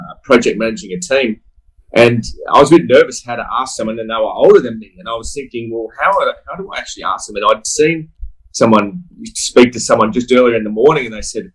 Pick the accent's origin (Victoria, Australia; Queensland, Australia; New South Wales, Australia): New South Wales, Australia; Sydney; I grew up in Sydney